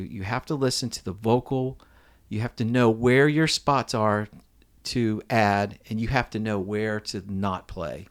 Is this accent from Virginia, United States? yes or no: yes; Alexandria, Virginia, United States; now in Nashville, United States; I was born in Alexandria, Virginia